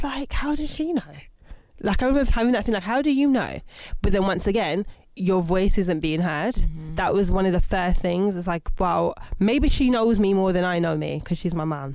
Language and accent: English; Birmingham, West Midlands, United Kingdom; moved away as an adult; now in London, United Kingdom; I'm originally from Birmingham. Born in 1986